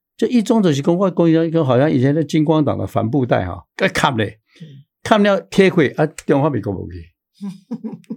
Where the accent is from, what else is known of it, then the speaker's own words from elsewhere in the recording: Taiwan; 我们台湾人